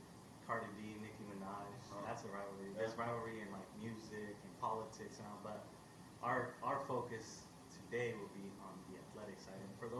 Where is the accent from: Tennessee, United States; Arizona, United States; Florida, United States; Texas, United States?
Arizona, United States; Yuma; moved away; for someone like me who's not really from the Imperial Valley, I grew up in Yuma.